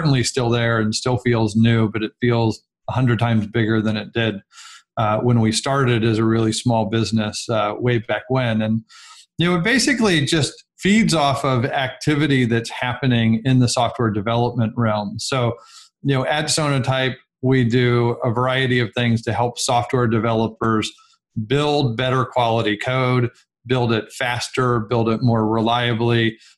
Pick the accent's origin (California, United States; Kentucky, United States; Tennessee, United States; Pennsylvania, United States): California, United States; I'm actually a Silicon kid. So I grew up in Silicon Valley with Apple and other companies just down the street from me growing up.